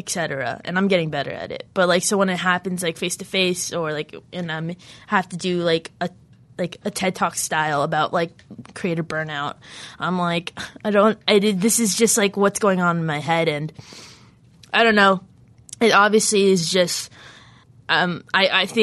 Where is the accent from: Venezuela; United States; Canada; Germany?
Canada; Ottawa, Ontario; in Ottawa, my hometown